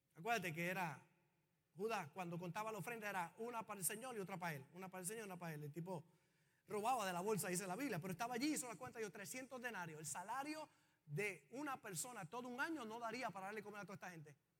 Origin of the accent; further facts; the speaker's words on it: Puerto Rico; los puertorriqueños